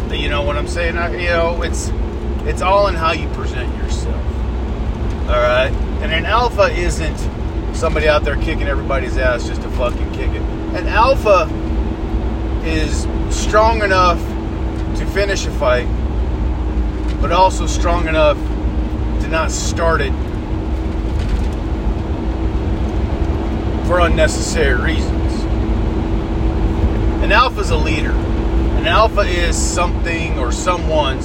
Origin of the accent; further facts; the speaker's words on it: United States; as an American